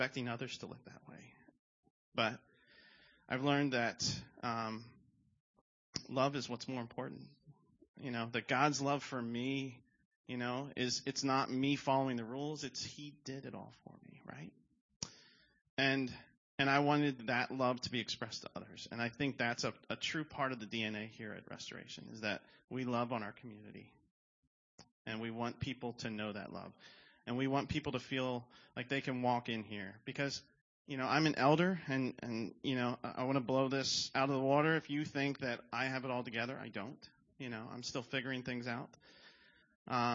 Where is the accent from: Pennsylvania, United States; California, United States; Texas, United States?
Pennsylvania, United States; Levittown; I grew up in Levittown